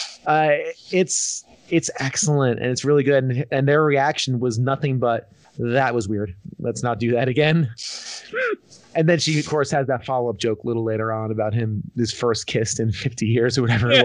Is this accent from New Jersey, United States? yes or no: yes; New Jersey, United States; it's my home state